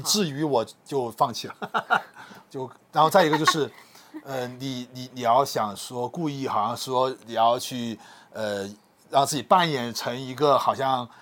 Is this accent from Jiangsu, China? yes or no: no; Guiyang, Guizhou, China; accent: Guiyang dialect; 我们贵阳的话说，就要组回开